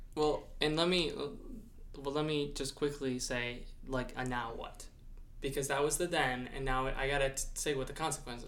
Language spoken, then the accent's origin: English; United States; I'm not British, purely an American perspective.